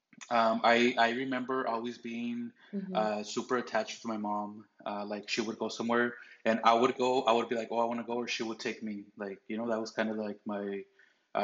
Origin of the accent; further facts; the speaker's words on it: Anaheim, California, United States; now in Arizona, United States; I was born in Anaheim, California, just like most of my cousins, besides the younger ones that were born here in Arizona